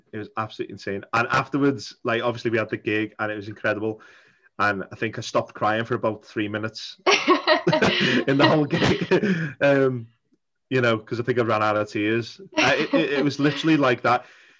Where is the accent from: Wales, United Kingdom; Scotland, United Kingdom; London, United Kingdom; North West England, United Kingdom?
North West England, United Kingdom; Liverpool; in my hometown in Liverpool